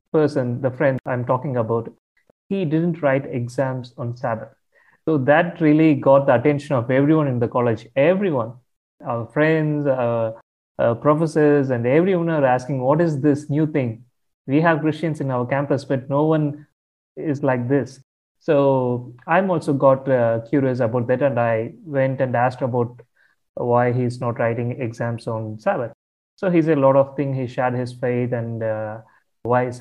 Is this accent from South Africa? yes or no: no; Tamil Nadu, India; I come from India, from the southern part of India, a state called Tamil Nadu. So I grew up in a Hindu family.